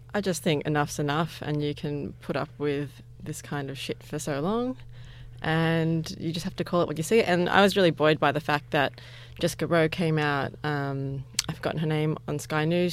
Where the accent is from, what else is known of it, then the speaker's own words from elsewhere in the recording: Parramatta, New South Wales, Australia; I grew up in Parramatta